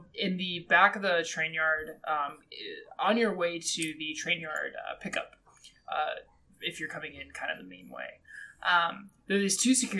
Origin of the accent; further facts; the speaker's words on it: Southern California, United States; now in East Coast, United States; I live on the East Coast. I'm from Southern California, and I really miss where I'm from